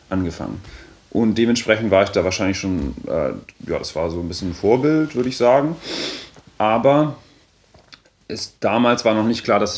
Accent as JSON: {"language": "German", "region": "Bavaria", "country": "Germany", "said": "der war vorher an der Uni in äh, Erlangen, in, in Franken, wo ich herkomme."}